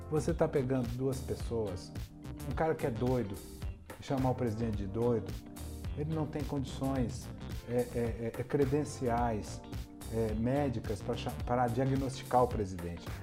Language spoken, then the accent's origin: Portuguese; Bahia, Brazil; Porque venho da Bahia, sou conhecido como doido, e para conversar com doido, sou outro doido.